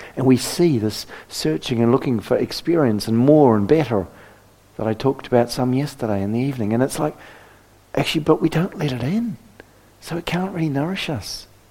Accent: New Zealand; moved away; I come from New Zealand

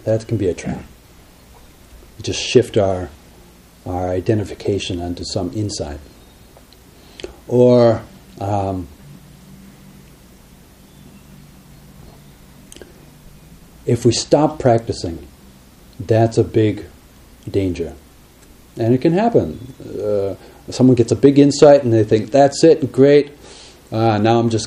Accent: Minnesota, United States; we come from Minnesota

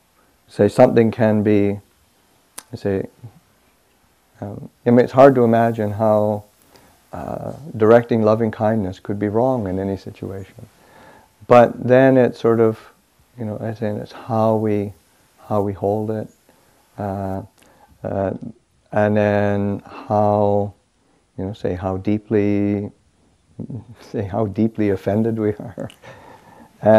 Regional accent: Manitoba, Canada; moved away as an adult; I grew up in Canada, northern Canada. I grew up in the province of Manitoba, and it's about 600 miles north of the American border

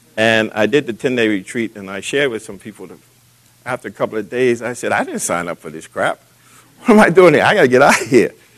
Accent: Boston, Massachusetts, United States; as a young man growing up in Boston

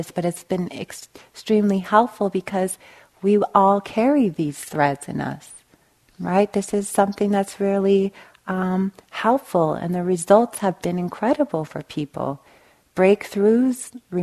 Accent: Long Beach, California, United States; I grew up in East Long Beach, right on the Compton border

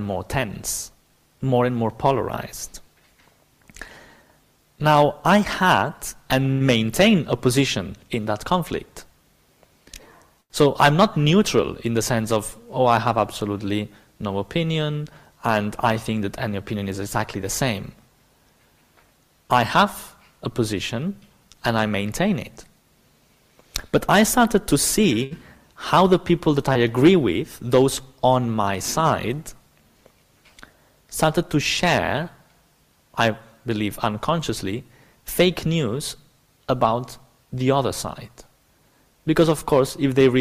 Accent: Barcelona, Catalonia, Spain; English is a second language; moved away; I'm obviously not British. I come from the south of Europe. So I'm specifically from Barcelona

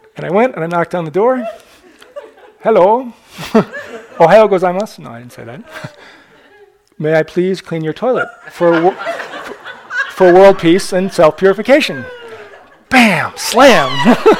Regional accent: Newburyport, Massachusetts, United States; Newburyport, my, kind of my hometown

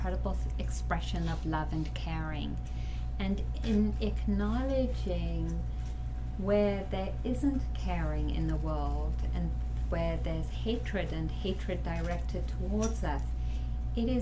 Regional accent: South Africa; growing up in South Africa under the apartheid regime

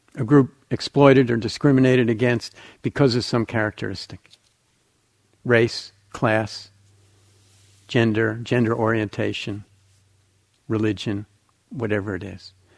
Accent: New Jersey, United States; I grew up in New Jersey, it was right across from New York City

